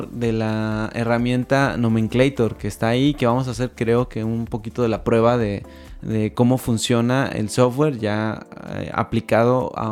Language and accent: Spanish; Mexico; Actualmente no solo somos mexicanos